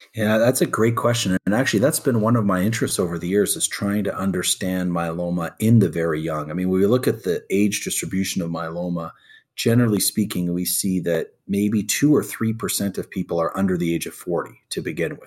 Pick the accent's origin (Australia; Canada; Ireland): Canada; born or raised there; also born or lived in Egypt (parents); now in United States